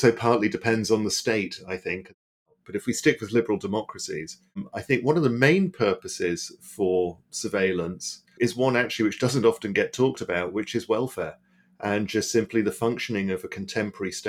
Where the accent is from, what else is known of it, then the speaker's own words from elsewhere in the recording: Berlin, Germany; moved away; I grew up in West Berlin during the Cold War.